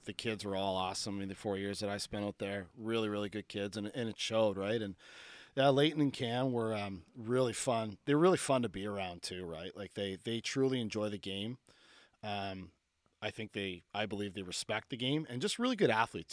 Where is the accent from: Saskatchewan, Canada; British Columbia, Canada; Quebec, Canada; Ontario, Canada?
Ontario, Canada; Barrie; also born or lived in Cole Harbour, Nova Scotia; I'm from Cole Harbor, but I, most of my childhood I spent in Barrie, Ontario